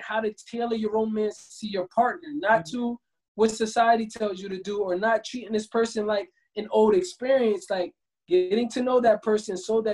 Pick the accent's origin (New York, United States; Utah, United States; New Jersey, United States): New Jersey, United States; Camden; moved away as an adult; now in Los Angeles, United States; growing up, I'm from Camden, New Jersey